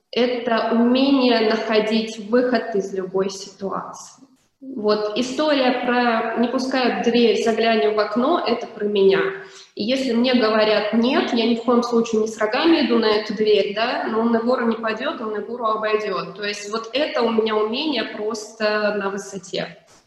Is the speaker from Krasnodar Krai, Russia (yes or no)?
yes; Krasnodar, Krasnodar Krai, Russia; moved away; я вообще сама из Краснодара